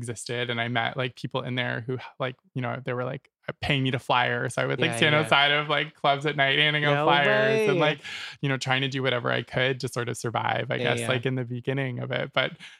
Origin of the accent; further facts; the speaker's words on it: Nova Scotia, Canada; moved away as an adult; now in Toronto, Canada; I'm from Nova Scotia originally.